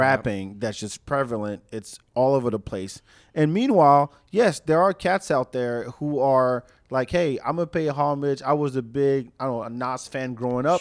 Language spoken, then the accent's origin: English; Austin, Texas, United States; we pride ourselves as the live music capital of the world